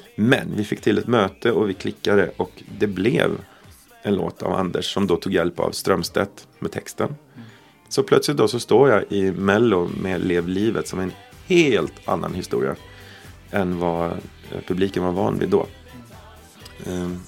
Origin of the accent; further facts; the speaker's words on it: Sweden; Vi kom från Sverige